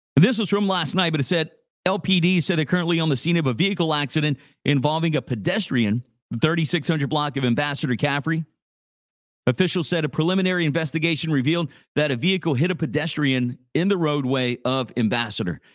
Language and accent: English; Church Point, Louisiana, United States; my hometown of Church Point, where I'm coming to you right now live from